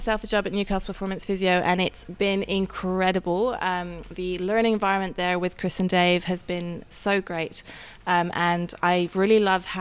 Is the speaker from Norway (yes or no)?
yes; Norway; accent: somewhat warped; moved away as an adult; now in Australia; I'm born and raised in Norway, but I'm half English, half Dutch, hence the somewhat warped accent